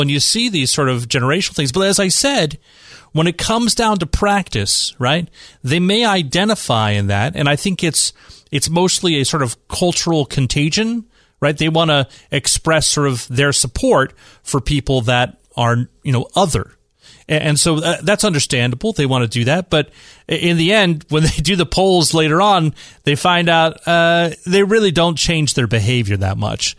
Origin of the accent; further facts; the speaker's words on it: San Francisco, California, United States; So the state of San Francisco, right, my hometown, the city of San Francisco, is just a little bit crazy on some of their stuff there.